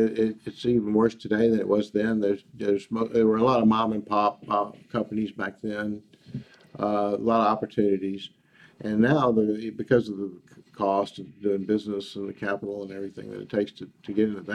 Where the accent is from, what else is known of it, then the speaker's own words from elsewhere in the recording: Baton Rouge, Louisiana, United States; now in Texas, United States; Oh, I'm from Baton Rouge. Mm-hmm. Yeah, Baton Rouge, Louisiana.